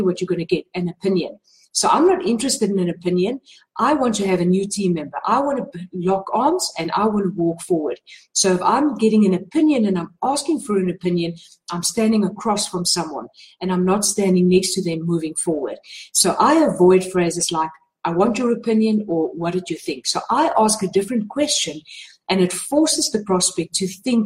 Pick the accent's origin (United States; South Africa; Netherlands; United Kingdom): South Africa; I'm from South Africa